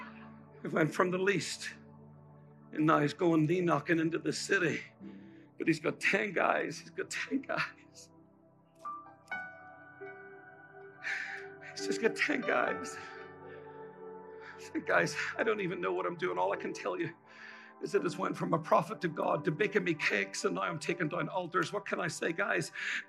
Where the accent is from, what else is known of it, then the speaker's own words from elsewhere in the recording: Ireland; now in United States; I'm from Ireland